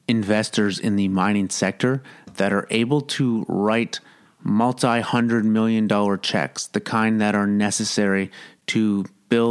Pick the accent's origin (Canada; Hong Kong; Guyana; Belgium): Canada; Kingston, Ontario; also born or lived in Toronto; It was a good place to grow up